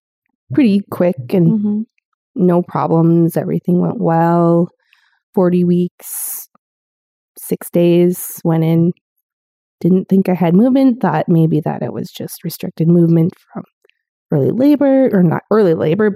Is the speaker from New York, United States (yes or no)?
no; South Dakota, United States; I moved to North Dakota from South Dakota, and I came from a good-sized family of four brothers and an angel sister